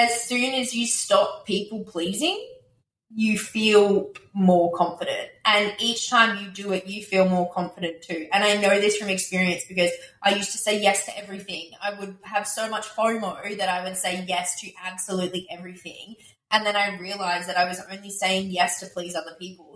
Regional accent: Australia

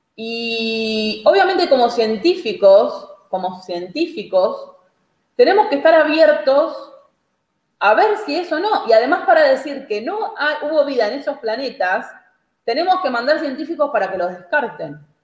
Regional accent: Argentina; somos los argentinos

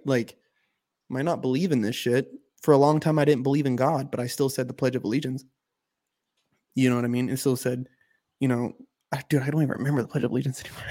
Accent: United States; I'm an American

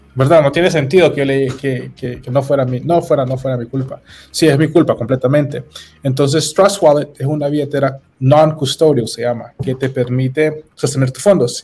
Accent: Honduras

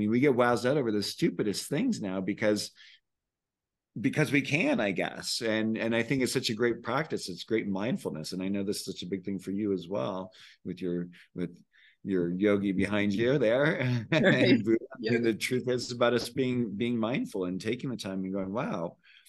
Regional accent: California, United States; now in Santa Fe, United States; I came from the Bay Area where I was like, always felt like I was a human doing. And then I moved to Santa Fe thinking I'd be a human being.

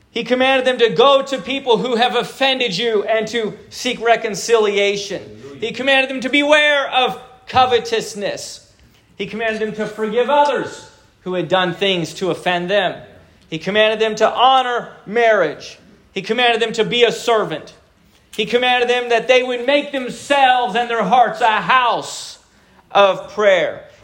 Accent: Japan; born there; So I was born in Japan.

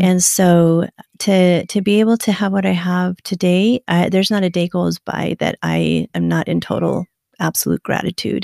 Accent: Afton, Wyoming, United States; moved away; actually raised in a small little town in wyoming

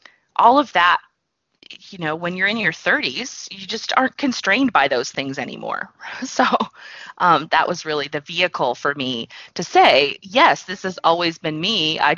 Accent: the South, United States; I was pretty, and I grew up in the South. I'm very polite and mannerly.

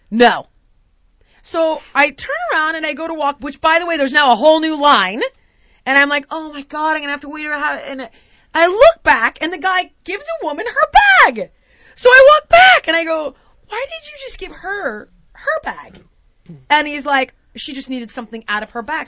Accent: United States; Being American

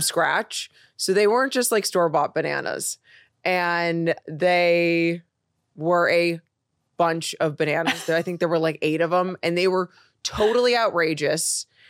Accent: Chicago, Illinois, United States; moved away as an adult; also born or lived in Los Angeles; now in New York, United States; I'm originally from Chicago.

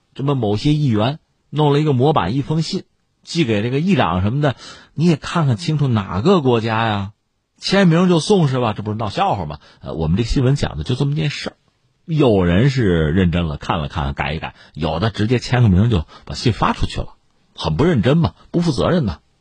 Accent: China; 这是我们中国人为人处事的办法

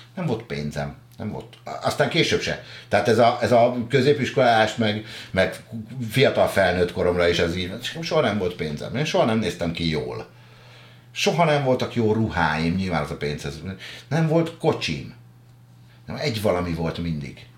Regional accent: a village near Pest, Hungary; Váfaluban nőttem föl

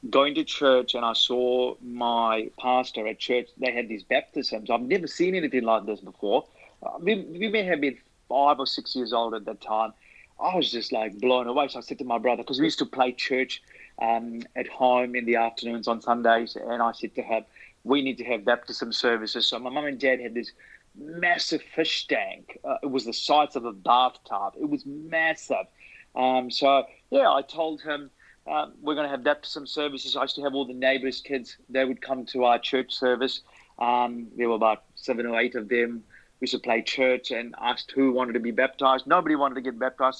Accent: Sri Lanka; now in Auckland, New Zealand; I'm originally from Sri Lanka, but moved to New Zealand about 22 years ago

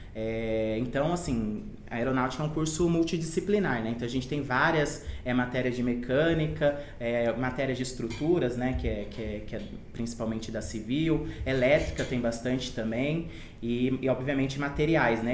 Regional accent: Campo Grande, Mato Grosso do Sul, Brazil; eu nasci em Campo Grande, em Mato Grosso do Sul

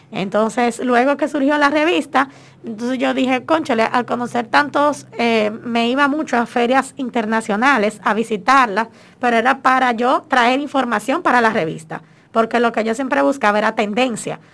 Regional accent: Dominican Republic; cómo somos los dominicanos

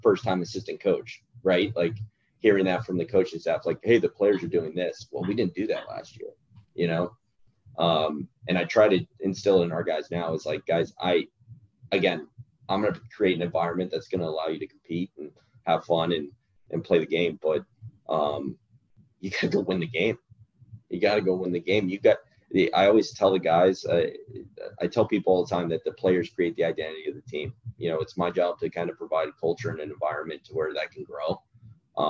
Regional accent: Virginia Beach, Virginia, United States; moved away; my hometown

